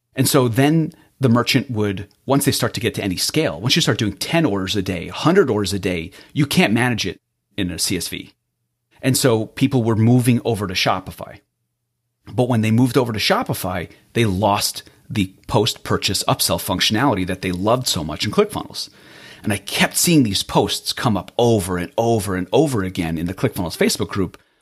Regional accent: Israel; moved away; I was born in Israel, and my Hebrew name really had a rough time translating to English.

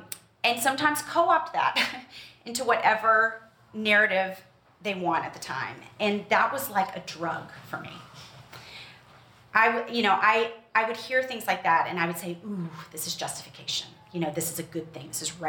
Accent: Memphis, Tennessee, United States; but I did grow up in the Deep South. I grew up in Memphis.

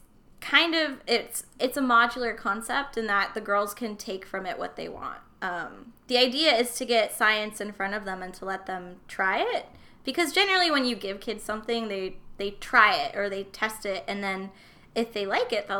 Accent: Las Vegas, Nevada, United States; now in Seattle, United States; I grew up in Las Vegas, Nevada

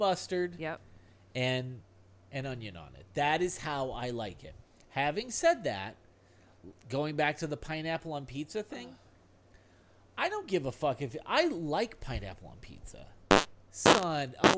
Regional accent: Ohio, United States; We're from Ohio.

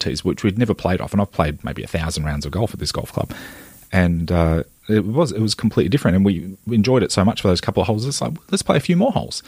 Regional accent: Maitland, New South Wales, Australia; growing up in Maitland, in the Hunter Valley of New South Wales

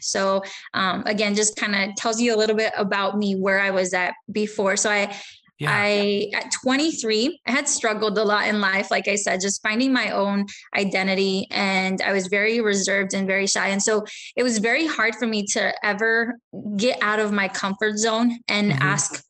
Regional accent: Texas, United States; born there; also born or lived in Mexico; And I was born in Texas, actually just 5 minutes right across the border of Mexico. So I was born in the United States. However, I spent some time in Mexico with them when I was little.

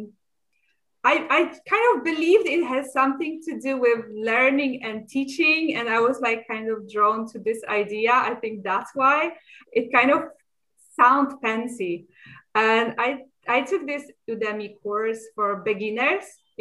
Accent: Poland; moved away as an adult; now in Stockholm, Sweden; I was born in Poland, graduated as a preschool teacher. And directly after that, I moved to Sweden

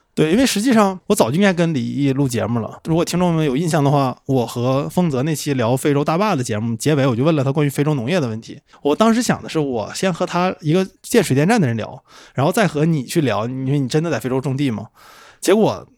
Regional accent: Northeast China, China; 我是东北人，在东北我不可能开八个小时车看不着农田

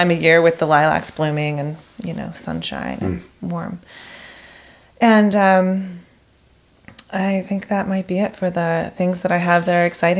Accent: the Bible Belt, United States; now in Pacific Northwest, United States; I mean, I'm from the Bible Belt pretty much.

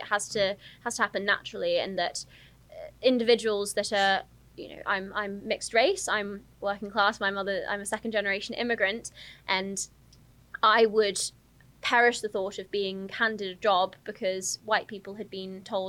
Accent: Telford, West Midlands, United Kingdom; also born or lived in Surrey; I was born in Surrey, but I grew up in Telford. I moved around quite a lot when I was younger.

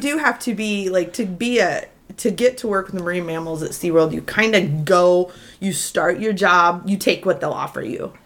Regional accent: Ansley, Nebraska, United States; moved away as an adult; also born or lived in Texas; I grew up in Ansley and went to school at Texas A&M

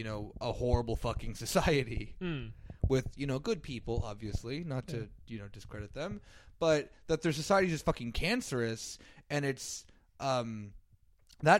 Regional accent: United States; as an American

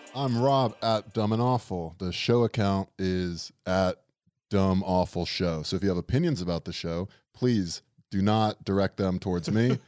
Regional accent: Florida, United States; now in New York, United States; we're from Florida

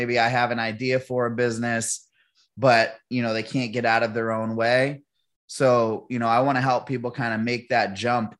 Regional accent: Manchester, New Hampshire, United States; Born and raised in Manchester, New Hampshire

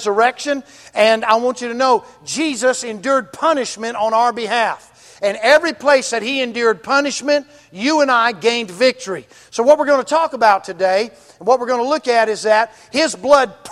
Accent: Mississippi, United States; I'm from Mississippi, right? I went to Ole Miss.

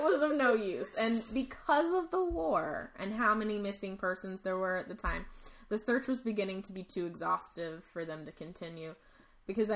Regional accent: Texas, United States; We are from Texas

